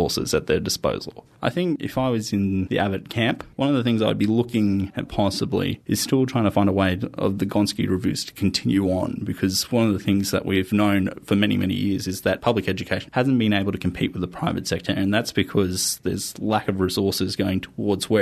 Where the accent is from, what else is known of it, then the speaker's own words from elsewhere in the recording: Campbelltown, New South Wales, Australia; I'm from Campbelltown.